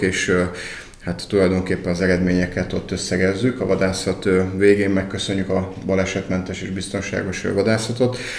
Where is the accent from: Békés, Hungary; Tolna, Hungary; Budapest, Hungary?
Tolna, Hungary; Alsónyék; Alsónyék egy nagyon szép kis település, képviselő választókerületében egyébként a szülőfalum